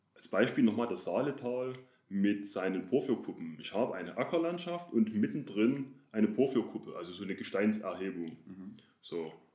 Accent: Chemnitz, Saxony, Germany; also born or lived in Dresden; ich komme aus Chemnitz, also ist das Erzgebirge nicht weit. In der Umgebung Chemnitz oder Großraum Erzgebirge waren wir, meine Familie und ich, oft wandern.

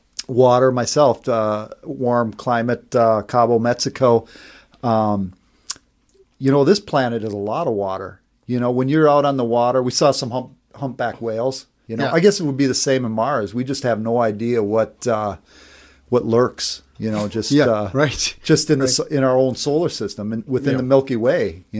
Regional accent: Norway; I'm from Norway. So, yeah.

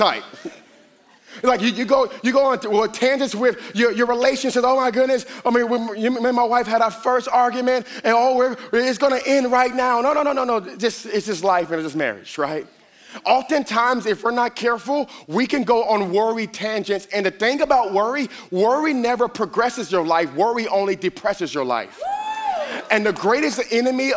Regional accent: Miami, Florida, United States; I'm a Miami boy. I am from Miami

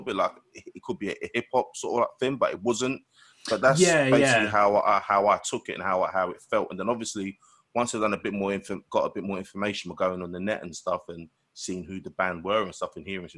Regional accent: London, United Kingdom; I'm from Newham, which is a borough in London.

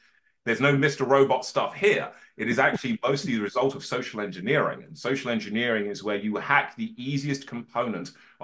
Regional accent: Birmingham, West Midlands, United Kingdom; I was born in Birmingham in the 1980s

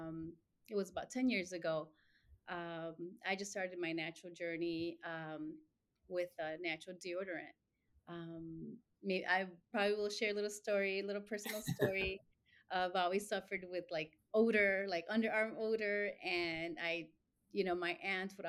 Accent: Chicago, Illinois, United States; also born or lived in Mexico; lived here all my life, grew up in Little Village

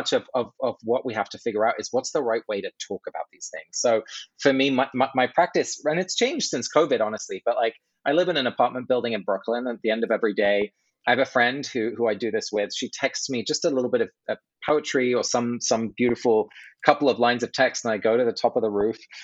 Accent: England, United Kingdom; moved away; I grew up in England

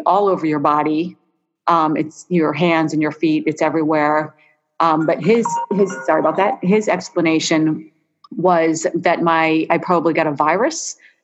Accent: Philadelphia, Pennsylvania, United States; moved away as an adult; I grew up in Philadelphia, but I did not really think much of it because, I left Philly when I was 18

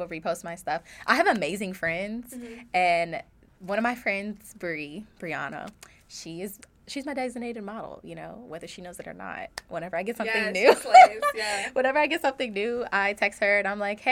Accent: Toledo, Ohio, United States; moved away; I'm from Toledo

